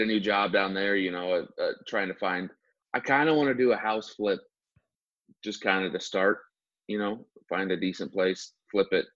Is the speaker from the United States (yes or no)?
yes; Montana, United States; now in Alaska, United States; I'm from Montana too